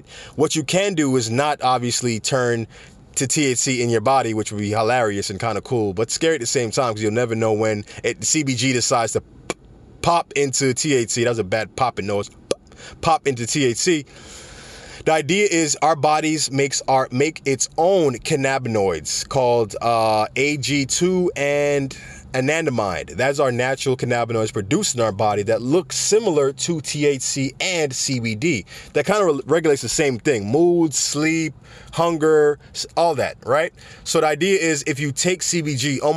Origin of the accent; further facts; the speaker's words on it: Jamaica; I'm Jamaican myself